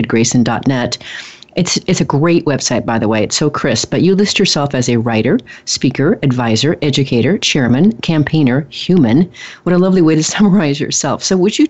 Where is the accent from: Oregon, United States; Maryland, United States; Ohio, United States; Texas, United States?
Oregon, United States; moved away as an adult; also born or lived in Rio de Janeiro, Brazil; I'm from Oregon here in the United States, which is known to be much more of an environmentally friendly state. So I grew up, you know, hugging trees